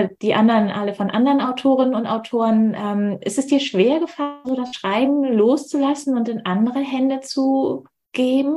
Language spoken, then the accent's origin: German; Hamburg, Germany; über meine Heimat, über Hamburg